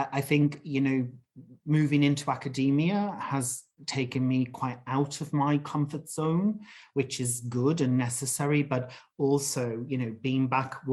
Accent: England, United Kingdom; moved away as an adult; I'm British. I'm from England. Haven't lived there for, you know, over 20 years

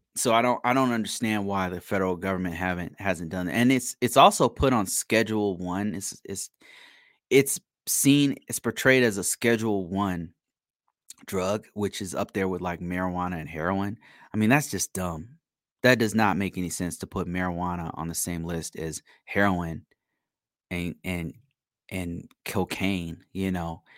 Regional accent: United States; I'm American and I'm black

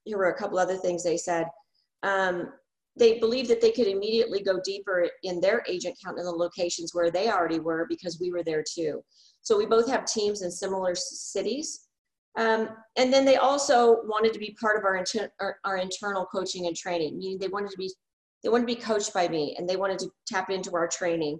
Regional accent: Wasilla, Alaska, United States; born or raised there

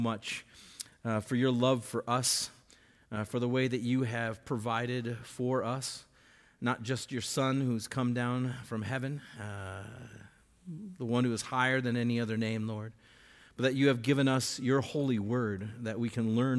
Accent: Bismarck, North Dakota, United States; I grew up here in Bismarck

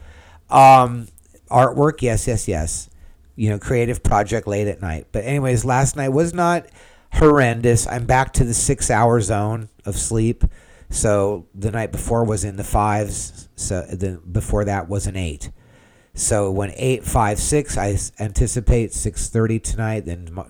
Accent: California, United States; now in Central Florida, United States; I'm from California

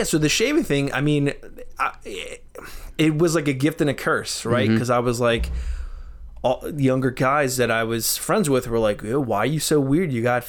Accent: Philadelphia, Pennsylvania, United States; I was born in Philly

